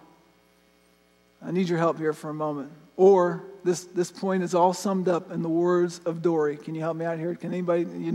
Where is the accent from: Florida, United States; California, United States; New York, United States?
Florida, United States; I grew up in Florida, I've been canoeing my whole life